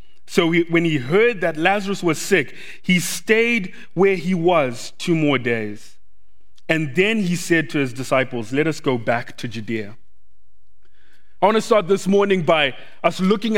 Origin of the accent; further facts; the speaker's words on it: Zimbabwe; English is a second language; now in Doylestown, United States; When I was growing up in Zimbabwe, when I was about five years old